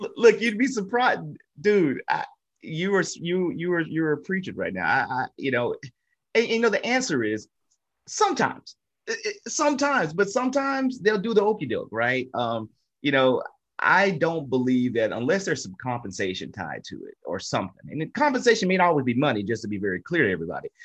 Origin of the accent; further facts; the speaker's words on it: Natchitoches, Louisiana, United States; we come from Little Natchitoches, home of the meat pies